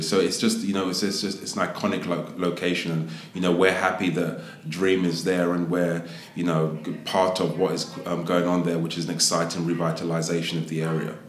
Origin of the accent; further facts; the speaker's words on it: London, United Kingdom; moved away as an adult; also born or lived in Las Vegas / New York / Miami / Los Angeles; now in United States; I'm from Southeast um, London. Um, proud to be a Londoner, but I've been in America now for about 15 years